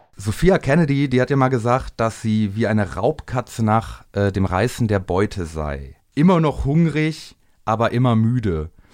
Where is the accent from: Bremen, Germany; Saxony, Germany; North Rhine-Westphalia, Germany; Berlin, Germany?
North Rhine-Westphalia, Germany; Bielefeld; aus dem Raum Bielefeld, wo ich herkomme